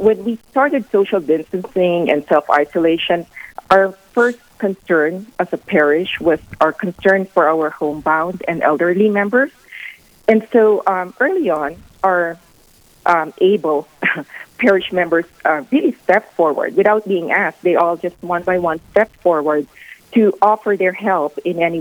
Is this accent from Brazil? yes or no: no; Philippines; moved away as an adult; now in Rapid City, United States; I'm originally from the Philippines, and my husband and I have lived in Rapid City for the past 26 years.